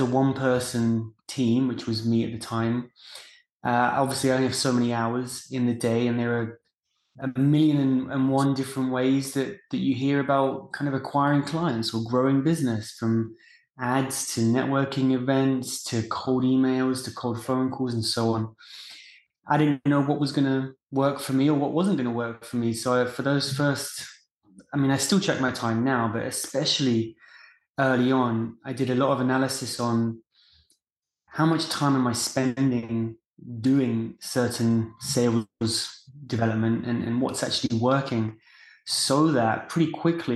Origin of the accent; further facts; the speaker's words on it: England, United Kingdom; moved away as an adult; now in United States; I grew up in England and decided to move to the US after graduation.